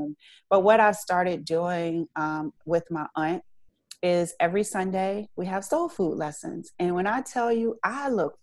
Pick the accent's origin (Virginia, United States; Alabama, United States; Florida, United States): Virginia, United States; Richmond; I'm from Richmond